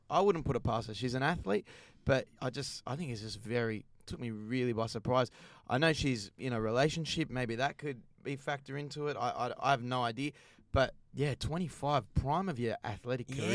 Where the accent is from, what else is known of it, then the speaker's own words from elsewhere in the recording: Australia; As an Aussie